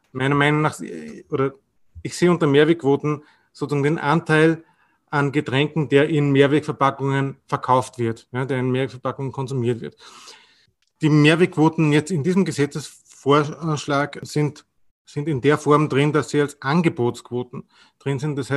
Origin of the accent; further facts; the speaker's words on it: Austria; Bei uns in Österreich ist, ist es meistens gleichzusetzen, aber auch nicht immer.